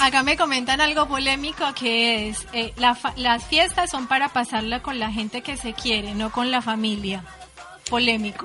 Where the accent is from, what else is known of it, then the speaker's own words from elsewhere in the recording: Colombia; moved away as an adult; also born or lived in Buenos Aires, Argentina; now in Uruguay; soy colombiana